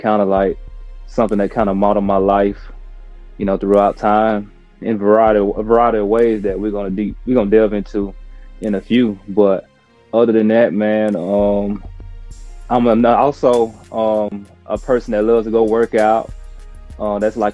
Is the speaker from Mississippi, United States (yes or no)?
yes; Foxworth, Mississippi, United States; I'm from Foxworth, Mississippi